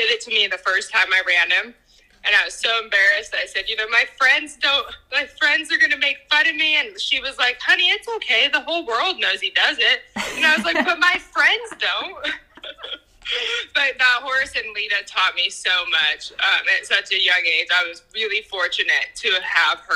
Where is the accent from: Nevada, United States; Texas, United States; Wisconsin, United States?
Nevada, United States; Washoe Valley; I'm from Washoe Valley, Nevada. It's just outside of Reno